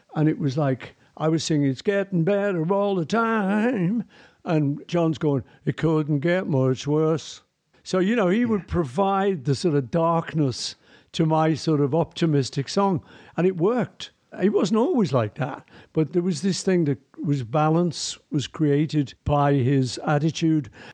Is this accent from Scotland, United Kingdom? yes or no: no; Liverpool, North West England, United Kingdom; I'm from Liverpool